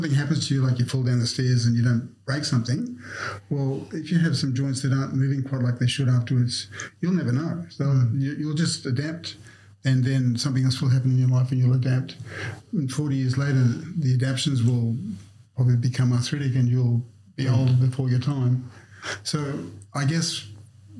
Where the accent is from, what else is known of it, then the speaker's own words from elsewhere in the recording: Snowy Mountains, New South Wales, Australia; I grew up in the Snow Mountains